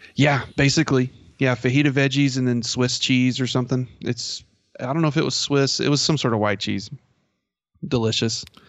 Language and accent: English; Merkel, Texas, United States; I grew up in Merkle, Texas